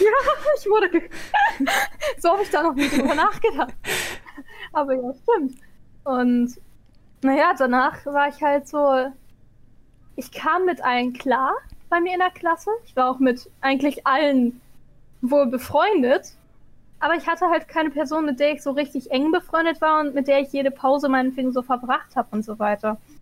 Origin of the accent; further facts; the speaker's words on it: Egypt; now in Germany; die Hälfte meiner Kindheit in Ägypten war